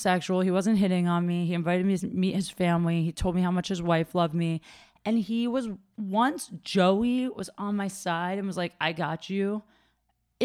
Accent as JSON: {"language": "English", "region": "Ohio", "country": "United States", "also_born_or_lived": "Chicago", "moved": "yes", "said": "I'm from Ohio"}